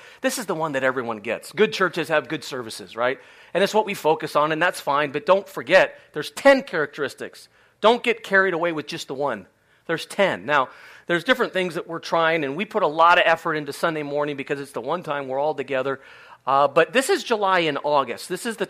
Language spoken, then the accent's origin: English; Spain; Many of you know I grew up in Spain. My parents are still there doing ministry.